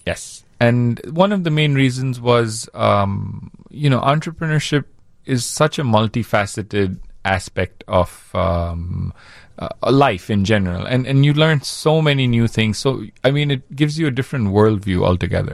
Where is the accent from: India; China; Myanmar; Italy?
India; now in Chicago, United States; growing up in India